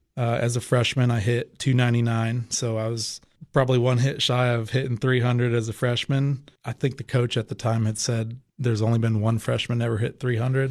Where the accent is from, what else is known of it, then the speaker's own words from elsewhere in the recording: Ohio, United States; moved away; where I grew up in Ohio